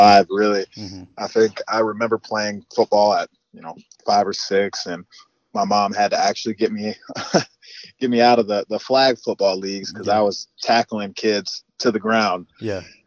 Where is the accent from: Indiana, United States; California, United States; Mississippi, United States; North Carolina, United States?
Indiana, United States; Northwest; I'm from Northwest Indiana. My parents were born and raised in Gary, Indiana. I went to Lake Central High School